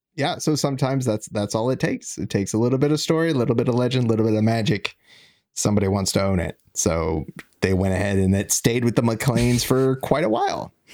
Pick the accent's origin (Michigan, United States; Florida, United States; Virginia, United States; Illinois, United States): Virginia, United States; I'm from Virginia